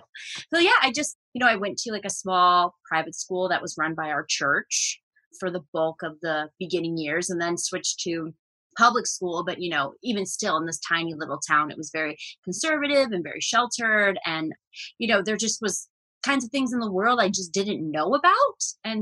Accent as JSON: {"language": "English", "region": "Northern Ohio", "country": "United States", "tie": "born or raised there", "moved": "yes", "said": "I left at one. So yes, it's this tiny town in Northern Ohio near Lake Erie, outside of Cleveland. So when people ask where I'm from, I say Cleveland just to avoid confusion."}